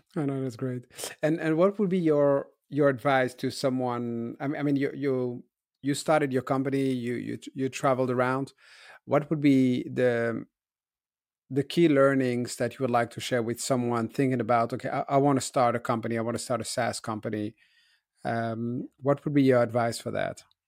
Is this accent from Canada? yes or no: no; Brussels, Brussels-Capital Region, Belgium; I grew up in Brussels, where my parents had shops